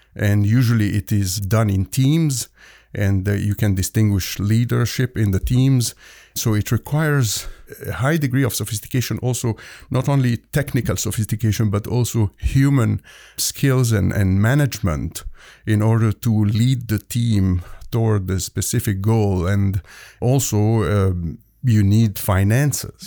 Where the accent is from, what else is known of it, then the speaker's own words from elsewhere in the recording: Egypt; moved away as an adult; also born or lived in Hamilton, Ontario, Canada / Toronto, Canada; now in Halifax, Canada; Originally, I'm from Egypt. I immigrated to Canada